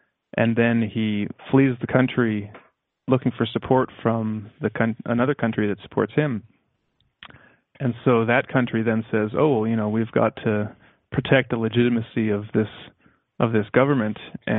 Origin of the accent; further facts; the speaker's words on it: Canada; And it's good for me because I am Canadian, so I like to get a little bit of a Canadian perspective too.